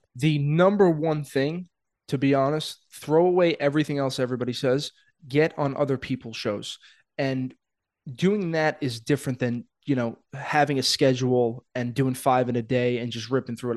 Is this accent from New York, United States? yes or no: yes; New York City, New York, United States; I'm a kid from Brooklyn